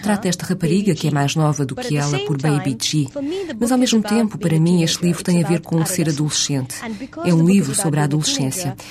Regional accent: India; Portuguese is a second language; moved away as an adult; also born or lived in Boston; now in New York, United States; Fui criada na Índia, tenho lá raízes muito fortes e a minha família ainda vive toda na Índia

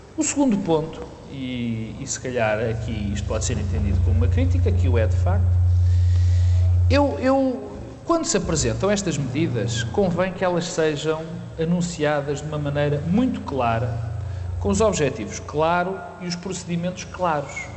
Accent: Porto, Norte, Portugal; moved away; also born or lived in Lisbon; estar aqui no Porto, que é a minha terra

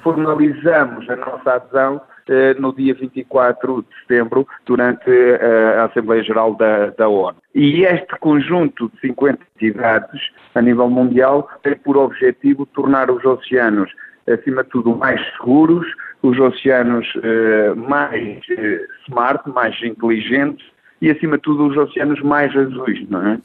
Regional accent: Portugal; nós, enquanto portugueses

